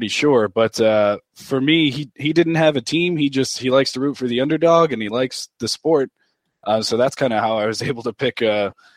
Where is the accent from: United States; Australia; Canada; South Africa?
United States; Las Vegas, Nevada; I'm not from Jacksonville or Florida. I'm born and raised in Las Vegas, Nevada.